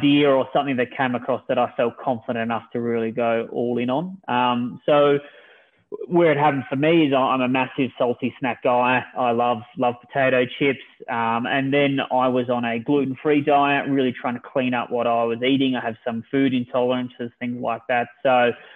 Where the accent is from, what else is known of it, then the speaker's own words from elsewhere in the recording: Australia; moved away as an adult; now in United States; I'm originally from Australia, moved to the US with my wife and my 3 daughters